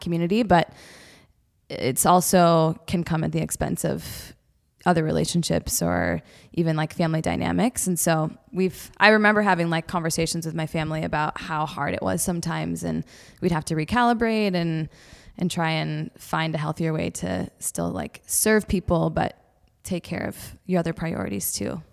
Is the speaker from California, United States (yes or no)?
no; Detroit, Michigan, United States; I grew up in the Midwest. Love the Midwest. I'm from Detroit area originally.